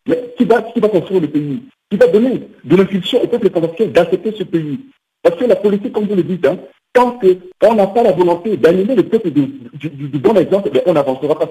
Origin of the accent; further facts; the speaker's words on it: Central African Republic; en tant que centrafricain